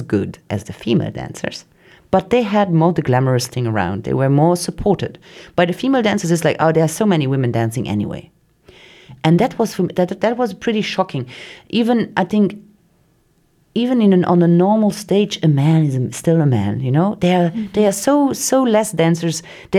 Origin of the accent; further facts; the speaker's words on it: Luxembourg; because the Luxembourgish artist, if you say wherever you are, oh, I'm from Luxembourg, they're like, in the artistic world, they're like, wow, there are not only banks in Luxembourg, you know?